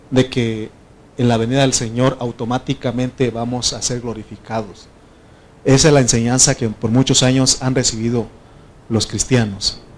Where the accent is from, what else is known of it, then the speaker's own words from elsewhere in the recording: Oaxaca, Mexico; moved away; No sabes por qué me vine de Oaxaca, yo era el problema. Y yo aquí sigo siendo el problema aquí.